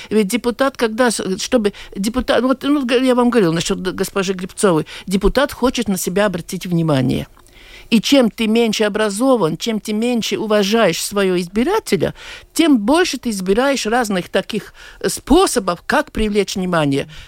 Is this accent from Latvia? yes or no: yes; Latvia; born there; от того, что я родился в Латвии, я не стану любить эту страну